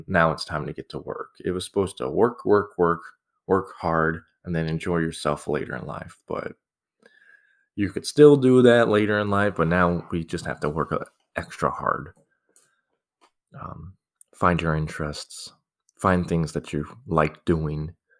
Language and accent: English; Scottsdale, Arizona, United States; I grew up in Arizona, Scottsdale, a lovely place. Started from desert. Now it's like turning into this metropolis in the desert.